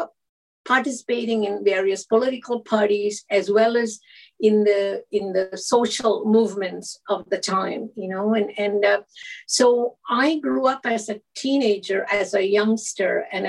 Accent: Kerala, India; now in British Columbia, Canada; I grew up in Kerala, the southern tip of India on the west coast.

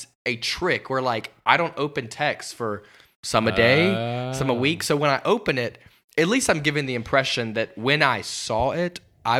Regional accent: Alabama, United States; moved away as an adult; now in Atlanta, United States; I grew up in Alabama. I'm 22 years old.

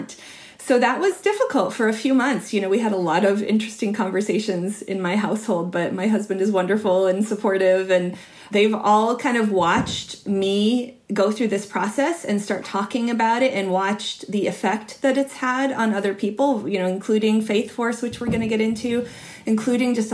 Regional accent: Utah, United States; So I grew up in Utah in a really religious environment, and we were not religious

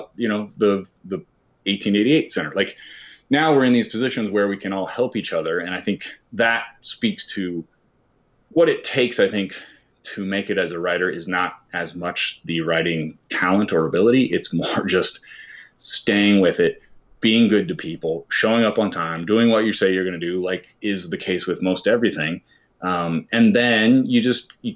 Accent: Kansas, United States; I grew up in Kansas

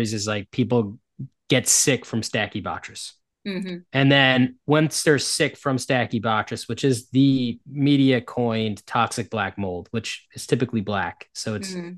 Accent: United States; first language English; I'm an American, and so all I've ever learned was English.

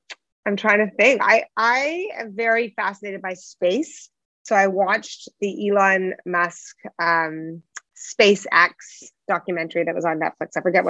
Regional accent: Toronto, Ontario, Canada; most of our business is in the U.S., although we are born and raised in Toronto.

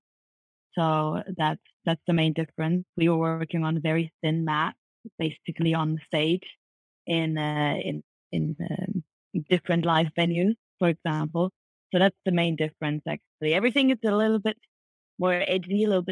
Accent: Vienna, Austria; moved away as an adult; now in Japan; I was basically working in Vienna. That's like my hometown.

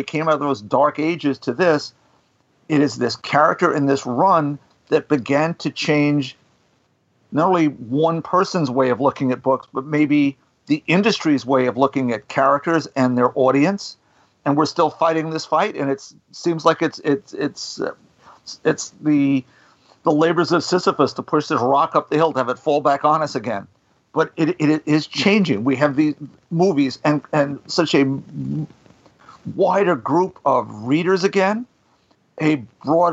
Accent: Huntington, New York, United States; wherever I grew up in Huntington, this was at J. Taylor Finley Junior High School

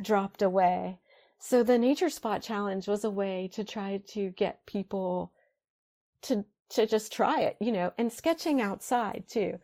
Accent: Ohio, United States; moved away; back where I grew up in Ohio

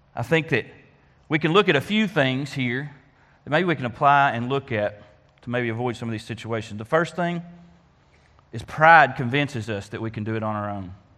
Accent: Faulkner County, Arkansas, United States; being a Faulkner County native myself

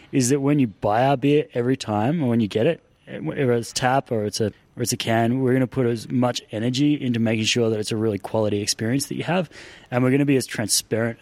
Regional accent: Canberra, Australian Capital Territory, Australia; for us that have grown up here our entire lives

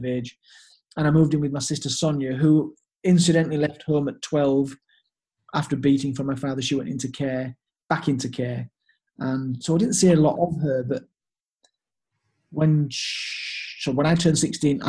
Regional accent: Leeds, Yorkshire and the Humber, United Kingdom; also born or lived in Hanover, Germany; I came back to my hometown in Leeds

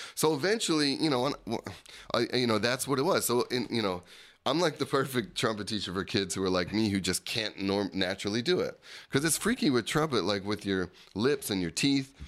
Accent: Berlin Township, New Jersey, United States; I grew up in Berlin Township

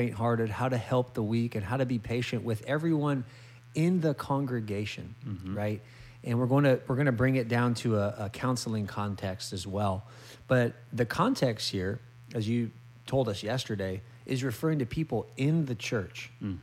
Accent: California, United States; moved away; California, my home state

